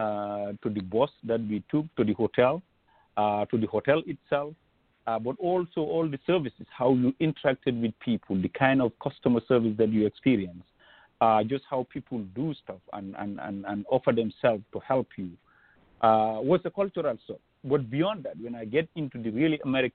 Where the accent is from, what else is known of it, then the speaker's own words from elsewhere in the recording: Gambia; moved away as an adult; also born or lived in Banjul, Gambia / Central River Division, Gambia; now in Wisconsin, United States; growing up in Gambia, I grew up